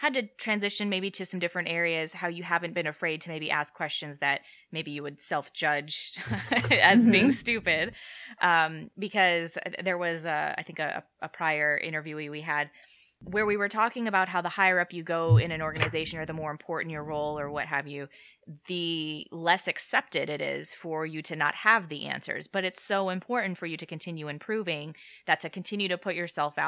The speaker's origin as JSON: {"language": "English", "region": "South Dakota", "country": "United States", "tie": "born or raised there", "moved": "yes", "said": "so I grew up in the Midwest. I grew up in South Dakota"}